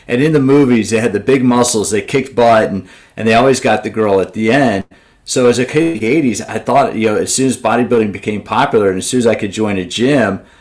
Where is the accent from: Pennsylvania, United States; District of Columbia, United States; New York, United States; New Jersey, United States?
District of Columbia, United States; Washington; I grew up in the Washington, D.C. area